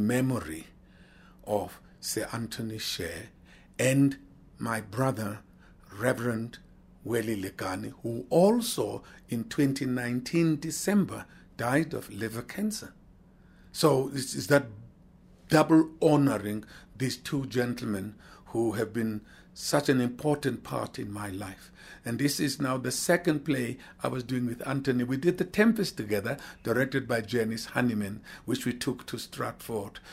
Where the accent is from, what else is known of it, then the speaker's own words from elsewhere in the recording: South Africa; Being a South African